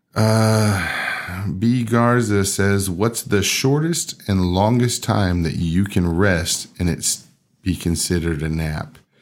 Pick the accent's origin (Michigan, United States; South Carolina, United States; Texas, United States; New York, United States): Texas, United States; we were, like, the only ones from Texas